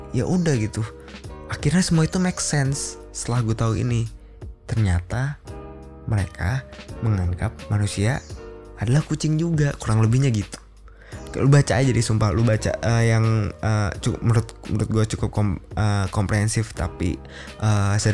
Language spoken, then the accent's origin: Indonesian; Jember, East Java, Indonesia; Realitanya emang bener gitu bang di kampung halamanku Jember Jatim emang banyak yang bikin perumahan di areal persawahan.